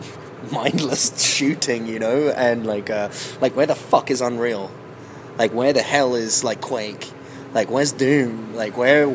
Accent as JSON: {"language": "English", "region": "England", "country": "United Kingdom", "said": "I'm English"}